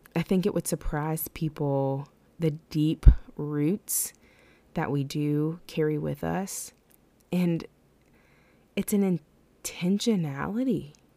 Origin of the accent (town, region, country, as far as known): West Virginia, United States; born or raised there